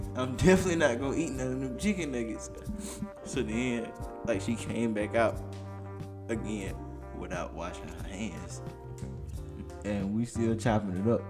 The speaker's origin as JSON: {"language": "English", "region": "Alabama", "country": "United States", "said": "I'm from Alabama"}